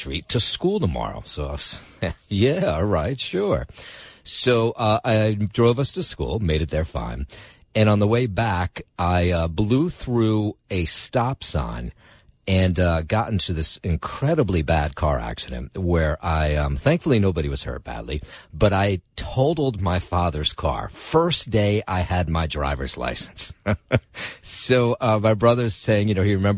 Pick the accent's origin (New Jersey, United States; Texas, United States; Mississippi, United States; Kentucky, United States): New Jersey, United States; Trenton; now in New York City, United States; my hometown of Trenton, New Jersey